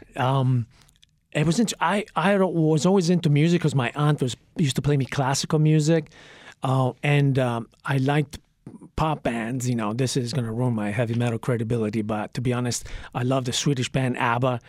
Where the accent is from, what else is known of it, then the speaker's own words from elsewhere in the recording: Trieste, Friuli-Venezia Giulia, Italy; moved away; also born or lived in Santa Monica, California; when I was ten months old, my parents split, and, uh, I was sent to live with my paternal grandparents in Italy, in Trieste